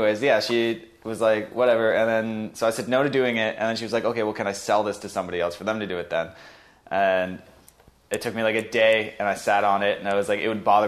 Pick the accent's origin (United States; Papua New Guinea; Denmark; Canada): Canada; Brampton, Ontario; born there; also born or lived in Sudbury / Halifax; Born in Brampton, lived in Sudbury, moved to Halifax, and I came back.